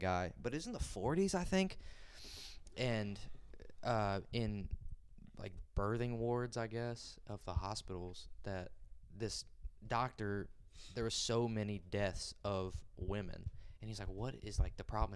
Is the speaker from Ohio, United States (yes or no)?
yes; Cincinnati, Ohio, United States; I was born in Cincinnati